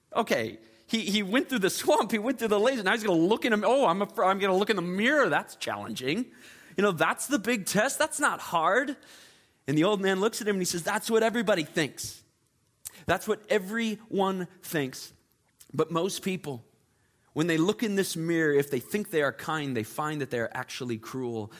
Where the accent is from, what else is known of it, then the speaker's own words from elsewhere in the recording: Chicago, Illinois, United States; now in Charleston, United States; I am originally from the Chicagoland area.